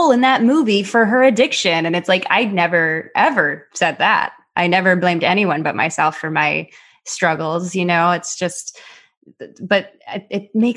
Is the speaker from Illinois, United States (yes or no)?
yes; Chicago, Illinois, United States; also born or lived in New York City, United States; now in Los Angeles, United States; I'm from Chicago, but worked in New York when I was a kid.